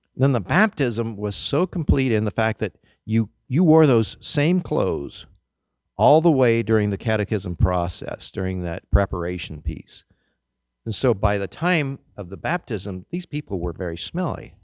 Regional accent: Kansas, United States; moved away; I grew up in Kansas

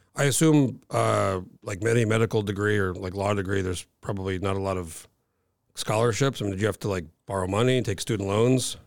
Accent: New Mexico, United States; moved away as an adult; now in Alaska, United States; I grew up in New Mexico.

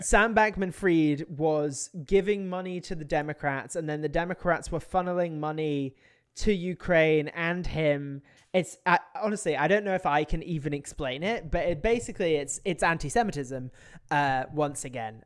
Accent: United Kingdom; now in United States

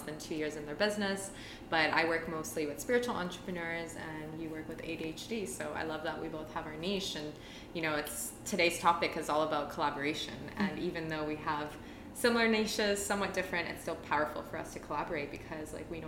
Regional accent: Toronto, Ontario, Canada; moved away as an adult; I'm originally from Toronto

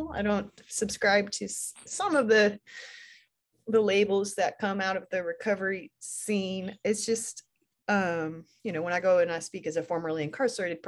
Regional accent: Portland, Oregon, United States; moved away; I'm born and raised in Portland, Oregon

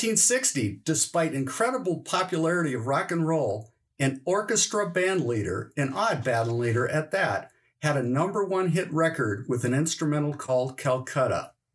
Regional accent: North Dakota, United States; he's from my home state of North Dakota.

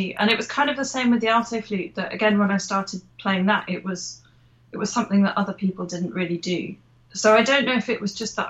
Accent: Lincolnshire, East Midlands, United Kingdom; I grew up in Lincolnshire, so I was a bit cut off from the world of flute in general

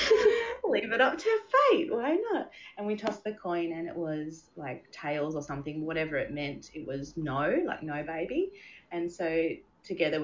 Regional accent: Hobart, Tasmania, Australia; now in Adelaide, Australia; We are from Hobart, but we now live in Adelaide.

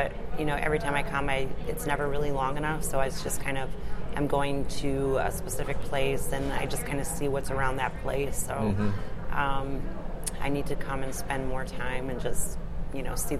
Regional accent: Upper Michigan, United States; moved away as an adult; now in Hobart, United States; I am originally from Upper Michigan. I was a police officer for 22 years and police chief there for the last three. Moved down to Indiana

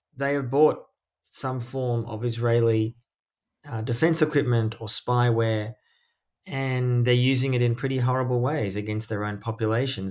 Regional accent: Australia; moved away; also born or lived in East Jerusalem; I was born in Australia, but I lived often overseas.

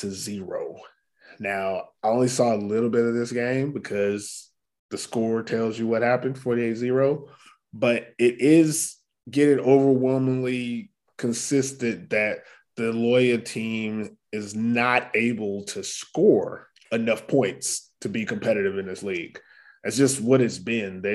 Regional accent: Texas, United States; I'm from Texas. So, you know, I grew up playing, you know, breathing football

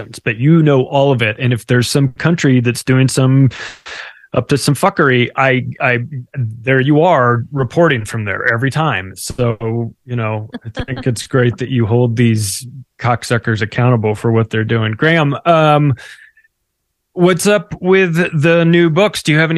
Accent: Canada; Thank God I'm a Canadian.

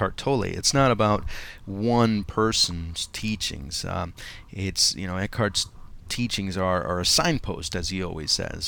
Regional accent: Montclair, New Jersey, United States; I've created a meetup group here in my hometown of Montclair, New Jersey

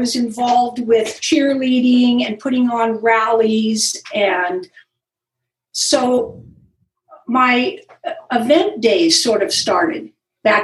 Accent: Los Gatos, California, United States; Well, I grew up in Los Gatos.

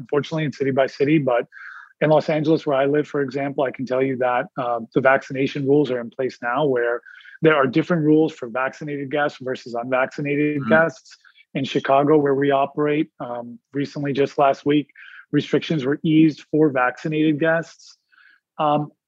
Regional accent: India; I'm Indian

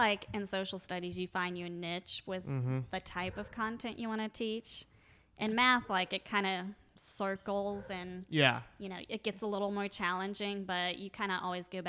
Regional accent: Ohio, United States; So, when I am actually from Ohio.

